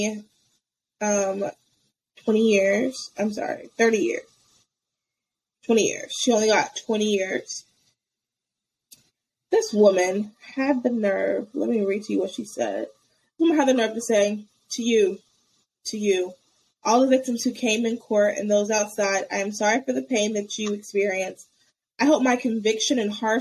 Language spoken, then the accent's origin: English; United States; being an American